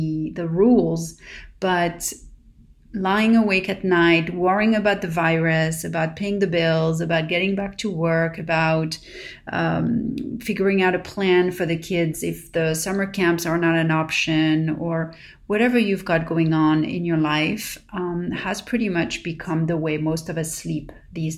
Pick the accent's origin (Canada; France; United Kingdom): France; Paris, Île-de-France; now in Los Angeles, United States; growing up in Paris